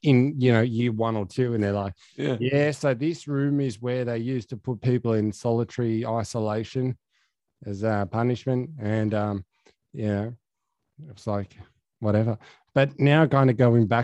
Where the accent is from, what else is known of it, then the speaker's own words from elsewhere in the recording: Dubbo, New South Wales, Australia; now in Sydney, Australia; my hometown of Dubbo